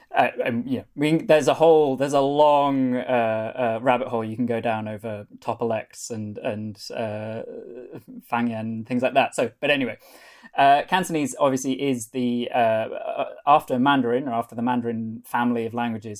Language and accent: English; North Wales, United Kingdom; first language Welsh and English; moved away as an adult; now in Hong Kong; Welsh is the language that I grew up speaking as a as a bilingual um, Welsh and English speaker in in North Wales